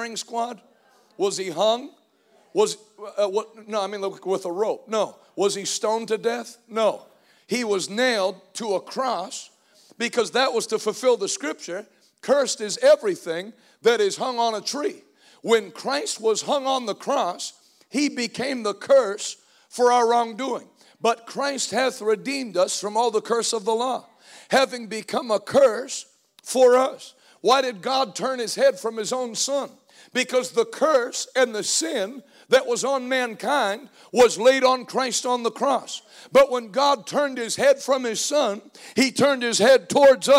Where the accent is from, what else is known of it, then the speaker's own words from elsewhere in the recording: Northeast, United States; I'm from the Northeast